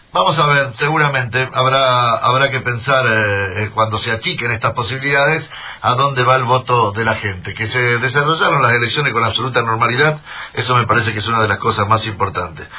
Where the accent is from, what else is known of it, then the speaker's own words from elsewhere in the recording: Rosario, Santa Fe, Argentina; como rosarino